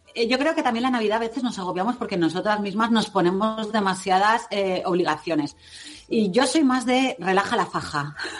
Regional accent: Levante, Spain; Cristina y yo que somos aquí de Levante

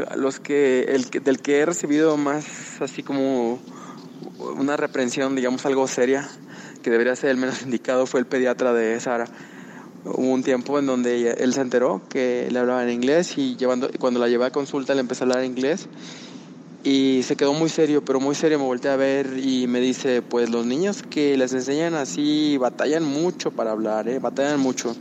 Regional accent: Tampico, Tamaulipas, Mexico; moved away as an adult; now in Mexico City, Mexico; nosotros somos originarios de Tampico, está en el norte de México, pero vivimos en la Ciudad de México desde hace ah, como seis, ya casi siete años

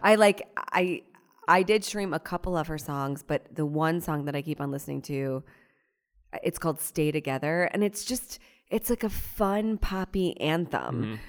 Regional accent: Cleveland, Ohio, United States; now in New York, United States; I grew up in Ohio, so not necessarily the South

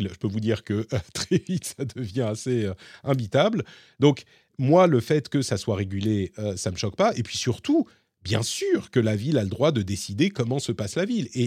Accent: Paris, Île-de-France, France; j'ai grandi en tant que Parisien et je sais que l'urbanisme

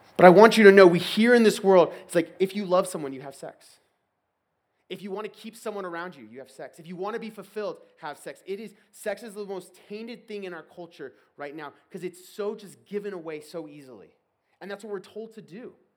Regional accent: Texas, United States; moved away; I'm from Texas originally

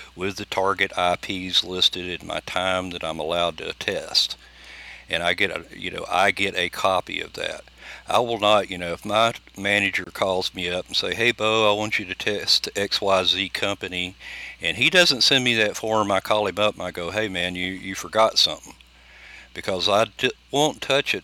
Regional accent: United States; being Native American

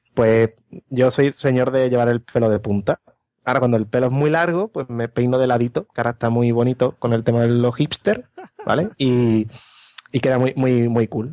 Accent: Morón de la Frontera, Andalusia, Spain; moved away as an adult; vengo de un pueblo

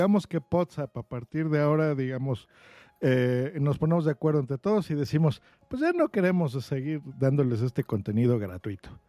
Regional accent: Huelva, Andalusia, Spain; born there; Nací en Huelva

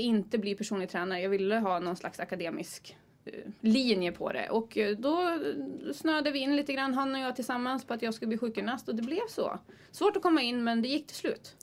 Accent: Timrå, Västernorrland County, Sweden; now in Gothenburg, Sweden; Jag är från Timrå

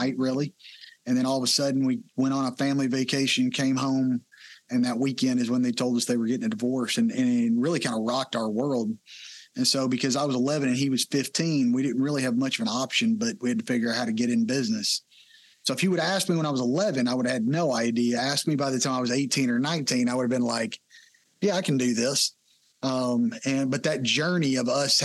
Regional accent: Texas, United States; I grew up in Texas, been here my whole life

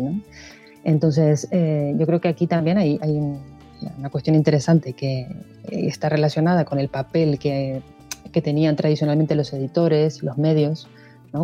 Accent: Montevideo, Uruguay; moved away as an adult; now in Spain; Yo eh, soy de Uruguay, de Montevideo, vivo en España desde hace casi 18 años

